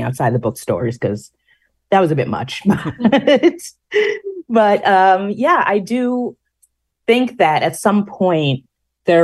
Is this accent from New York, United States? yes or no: yes; New York, United States; being a New Yorker